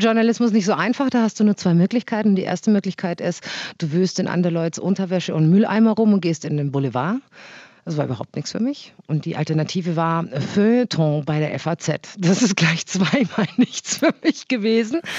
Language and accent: German; Augsburg, Bavaria, Germany; meiner Heimatstadt